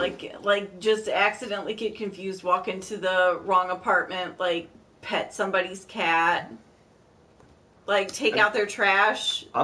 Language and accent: English; Ohio, United States; moved away; I am originally from Ohio.